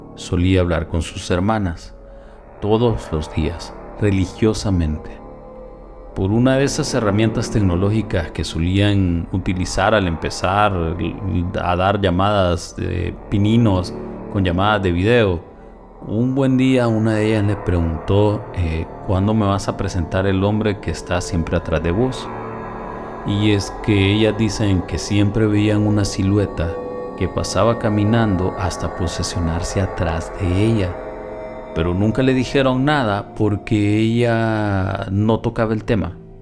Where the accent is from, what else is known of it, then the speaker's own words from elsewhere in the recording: El Salvador; En mi país El Salvador, ubicado en el centro de Centroamérica